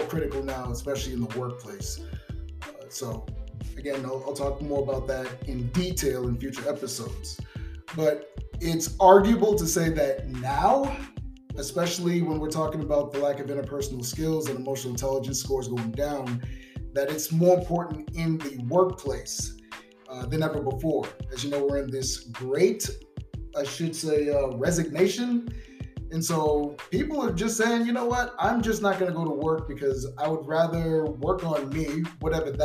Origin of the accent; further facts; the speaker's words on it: Boston, Massachusetts, United States; also born or lived in Sacramento; now in Las Vegas, United States; I'm from Boston, so I got to give a shout out to my peeps out there in the 617